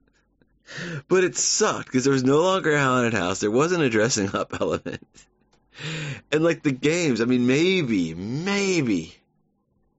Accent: Savannah, Georgia, United States; moved away; growing up in Savannah

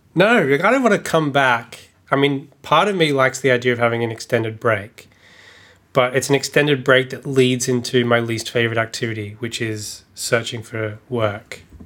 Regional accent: Australia; when you grow up, especially as an Australian

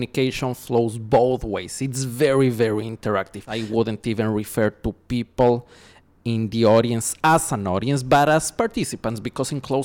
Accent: Ecuador; now in Los Angeles, United States; I was born and raised in Ecuador. Nowadays I'm based in Los Angeles.

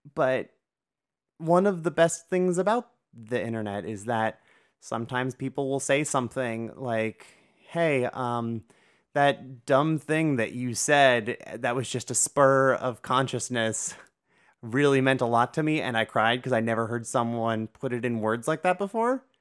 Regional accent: Northeast Ohio, United States; born and raised in Northeast Ohio like I was

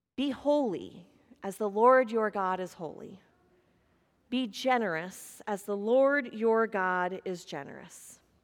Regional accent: Kansas, United States; moved away; growing up in Kansas across the street from horses and corn

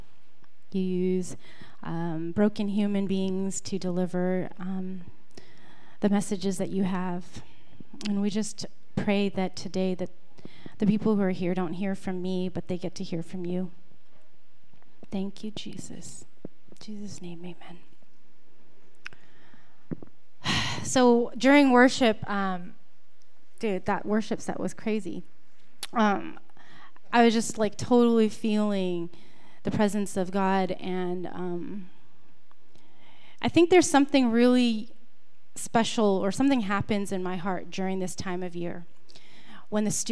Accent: San Jose, California, United States; I come from San Jose, which is about an hour from here

